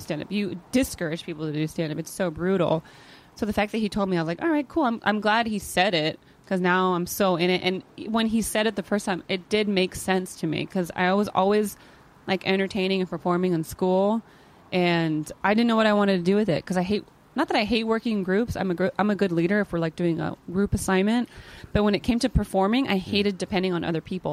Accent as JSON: {"language": "English", "town": "Modesto", "region": "California", "country": "United States", "tie": "born or raised there", "moved": "yes", "lives_now": "Los Angeles, United States", "said": "I'm from Northern California. It's the Central Valley, Modesto."}